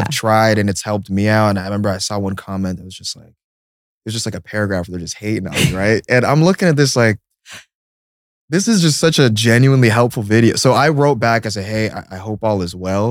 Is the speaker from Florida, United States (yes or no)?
no; Seattle, Washington, United States; moved away; also born or lived in Illinois; I was born in Seattle.